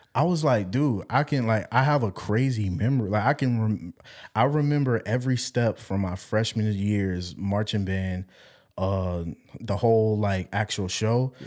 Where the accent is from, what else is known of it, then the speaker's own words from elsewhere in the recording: Walterboro, South Carolina, United States; also born or lived in Savannah; Walterboro, 'cause that's my hometown